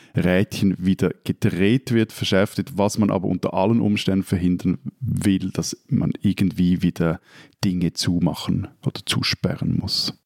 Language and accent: German; Switzerland